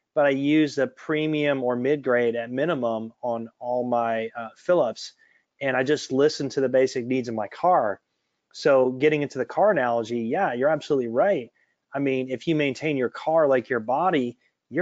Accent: Detroit, Michigan, United States; I'm from Detroit, and my dad is an engineer from General Motors

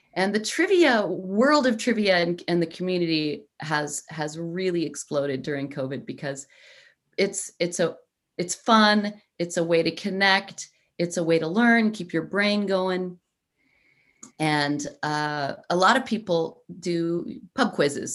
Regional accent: United States; also born or lived in Italy (ancestry); i am obviously American

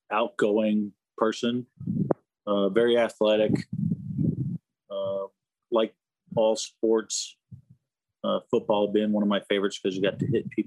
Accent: New Smyrna Beach, Florida, United States; also born or lived in Bartow; my home is Florida. I was born in Florida, in Bartow. And I spent most of my formidable years, I think, in New Smyrna Beach, Florida

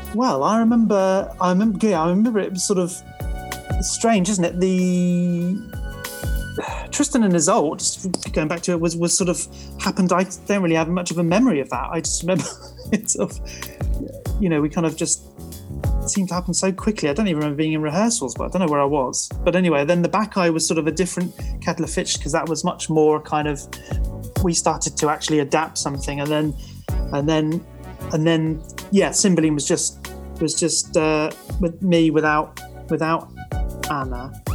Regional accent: Truro, South West England, United Kingdom; born or raised there

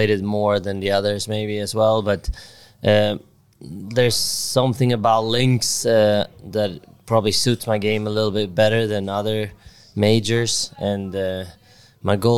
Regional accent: Sweden; growing up in Sweden

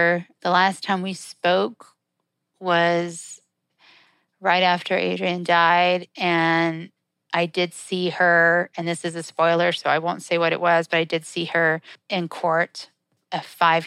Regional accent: Southeast, United States; also born or lived in Los Angeles; now in Birmingham, United States; I moved to Alabama because I'm from the Southeast

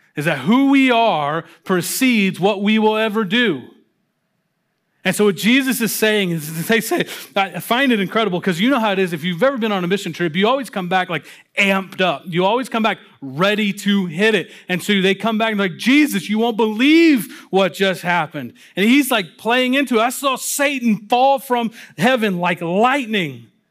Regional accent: Louisville, Kentucky, United States; moved away; I, uh, was invited to come work with a church plant down in my hometown of Louisville, Kentucky

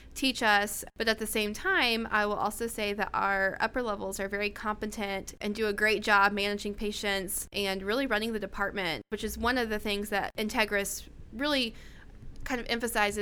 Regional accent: Florida, United States; moved away as an adult; now in Oklahoma, United States; I'm from Florida

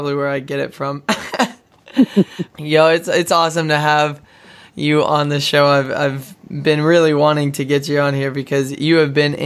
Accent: Odessa, Texas, United States; Odessa, Texas. That's my hometown

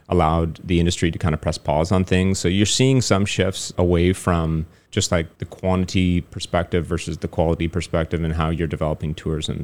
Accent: Toronto, Ontario, Canada; moved away as an adult; now in Taiwan; growing up in Toronto, you don't really have a lot of opportunities to speak French

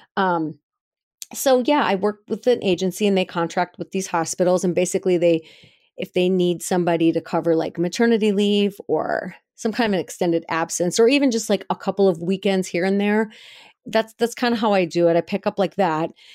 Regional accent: Brainerd, Minnesota, United States; now in Missoula, United States; in Brainerd, Minnesota, which is my hometown

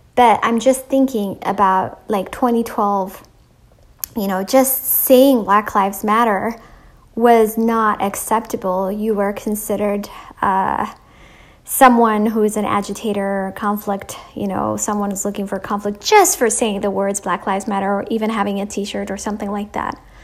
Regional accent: Ethiopia; moved away; I grew up in Ethiopia

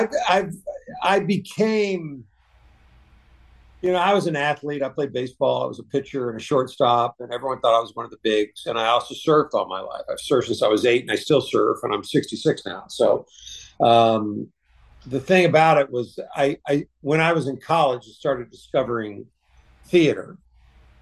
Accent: Houston, Texas, United States; moved away; I grew up in the suburbs of Houston

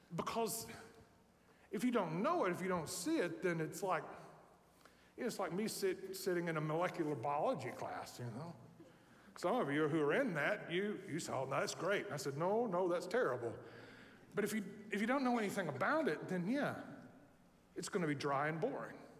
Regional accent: Tennessee, United States; I'm from Tennessee

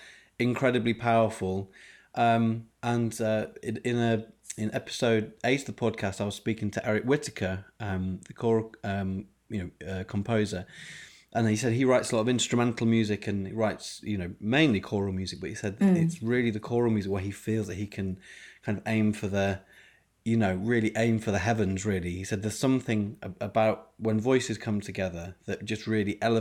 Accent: Yorkshire and the Humber, United Kingdom; growing up in Yorkshire, playing the trombone in the brass band.

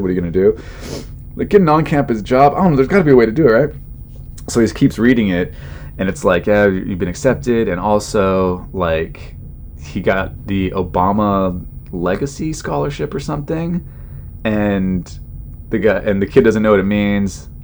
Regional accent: California, United States; I grew up in California

